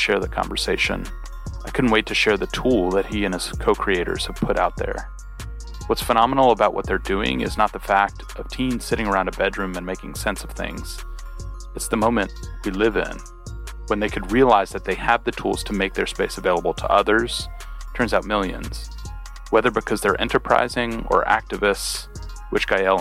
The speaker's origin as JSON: {"language": "English", "region": "New Jersey", "country": "United States", "tie": "born or raised there", "said": "I grew up in New Jersey"}